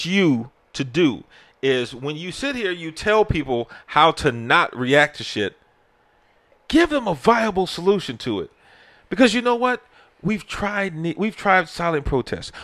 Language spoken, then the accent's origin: English; United States; as an American